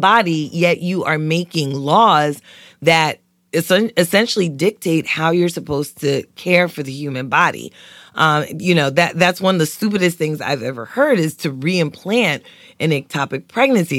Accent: New York City, New York, United States; moved away; growing up in East New York, Brooklyn

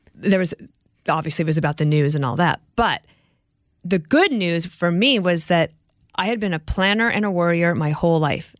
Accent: Colorado, United States; moved away as an adult; also born or lived in Illinois; I grew up in Colorado

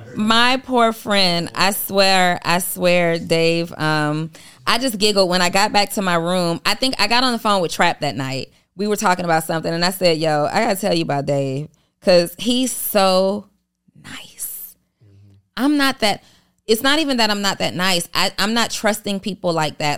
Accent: College Park, Georgia, United States; also born or lived in New Orleans, Louisiana; I'm originally from New Orleans, and I was raised in College Park, Georgia

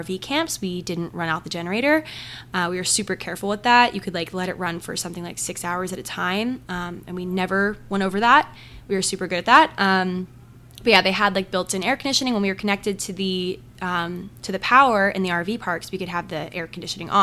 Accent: Maryland, United States; moved away as an adult; also born or lived in North Carolina; now in New York City, United States; I'm from Maryland

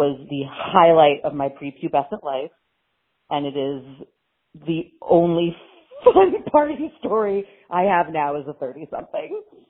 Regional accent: Washington, District of Columbia, United States; an 11-year-old growing up in Washington, D.C.

